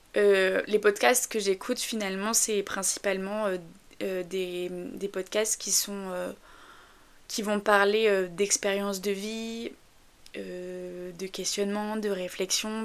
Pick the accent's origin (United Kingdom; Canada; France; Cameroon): France; north of France; je viens du nord de la France, alors j'espère que j'ai pas un accent trop prononcé